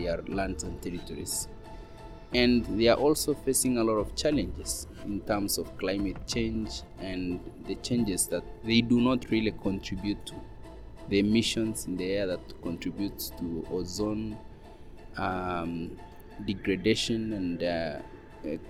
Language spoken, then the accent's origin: English; Kenya; I come from Kenya. I'm a Maasai indigenous person.